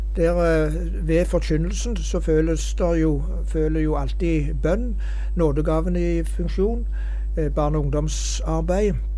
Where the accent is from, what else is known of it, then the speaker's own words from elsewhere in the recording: Hjelmeland, Rogaland, Norway; hjemme på Hjelmeland